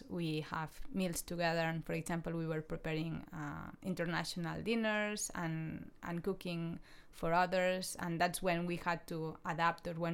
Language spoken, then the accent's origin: English; Spain; English is a second language; in the villa, five people uh, one from Sweden, one from Germany, one from Austria, one from uh, France, and I'm from Spain.